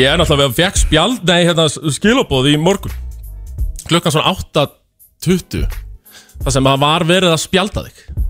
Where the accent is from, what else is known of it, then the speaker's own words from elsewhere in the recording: Hella, Southern Region, Iceland; í svona hæfileika keppni grunnskólasahellu